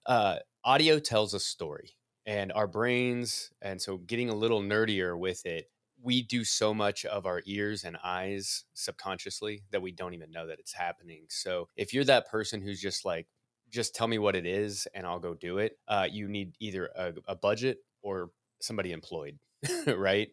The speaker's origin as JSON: {"language": "English", "region": "Midwest", "country": "United States", "said": "I'm a Midwesterner"}